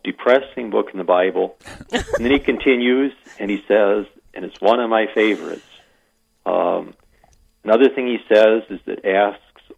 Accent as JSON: {"language": "English", "region": "Iowa", "country": "United States", "also_born_or_lived": "South Dakota", "moved": "as an adult", "lives_now": "Wagner, United States", "said": "I'm an import from Iowa"}